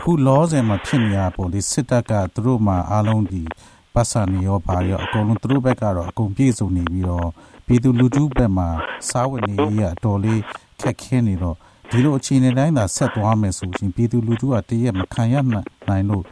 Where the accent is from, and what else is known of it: Myanmar; moved away